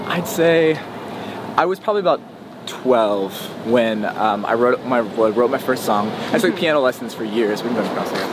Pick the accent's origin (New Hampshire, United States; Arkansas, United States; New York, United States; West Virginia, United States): West Virginia, United States; moved away as an adult; also born or lived in Nashville; I was born in West Virginia and um, yeah, I grew up, basically I lived there until I was like 18